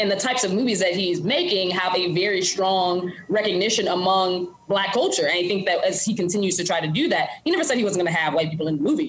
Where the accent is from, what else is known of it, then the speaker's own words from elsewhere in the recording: Mississippi, United States; moved away as an adult; now in Chicago, United States; I grew up in Mississippi